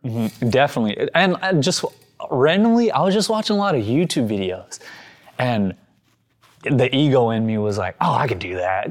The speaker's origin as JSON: {"language": "English", "town": "Sacramento", "region": "California", "country": "United States", "tie": "born or raised there", "also_born_or_lived": "Yuba City, California"}